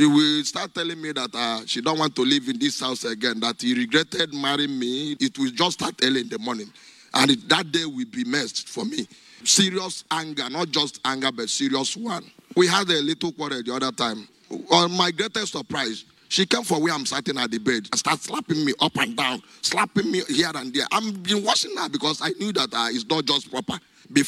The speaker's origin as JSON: {"language": "English", "region": "Anambra", "country": "Nigeria", "said": "I come from Anambra State, Nigeria."}